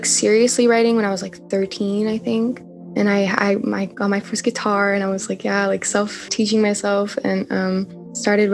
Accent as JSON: {"language": "English", "town": "Montreal", "region": "Quebec", "country": "Canada", "said": "I'm from Montreal, Canada"}